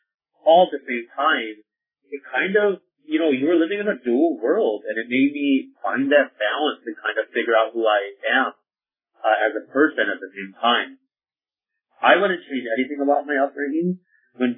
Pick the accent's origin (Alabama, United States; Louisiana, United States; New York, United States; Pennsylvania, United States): New York, United States; Youngstown; I grew up in Youngstown, New York